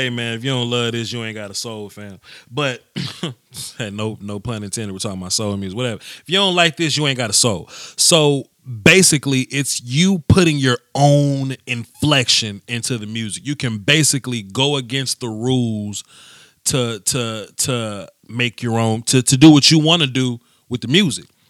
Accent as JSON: {"language": "English", "region": "Mississippi", "country": "United States", "tie": "born or raised there", "said": "I grew up uh, Southern. I was born in Mississippi"}